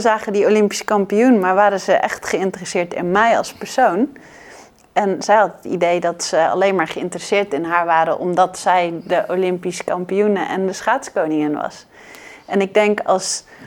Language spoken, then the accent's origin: Dutch; Netherlands; wij als Nederlanders